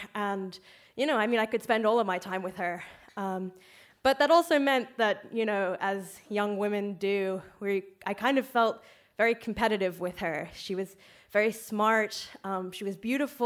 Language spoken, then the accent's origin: English; Australia; now in Ireland; I'm from Australia.